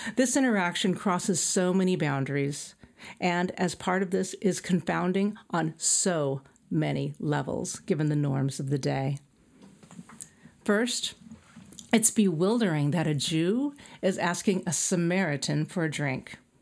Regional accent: El Centro, California, United States; moved away; my hometown, El Centro, is a desert town

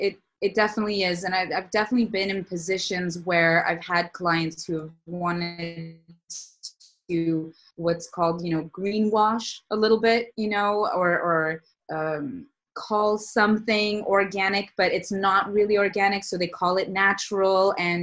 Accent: Saudi Arabia; also born or lived in Los Angeles, United States; I grew up in the Middle East in Saudi Arabia, And then I went to college and my career and my business in Los Angeles, California.

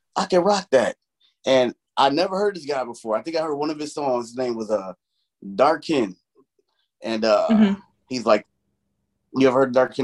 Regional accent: Chicago, Illinois, United States; I grew up in Chicago

